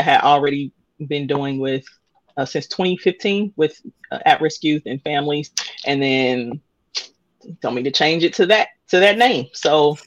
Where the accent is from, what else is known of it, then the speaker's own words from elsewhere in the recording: Indianapolis, Indiana, United States; I am born and raised in Indianapolis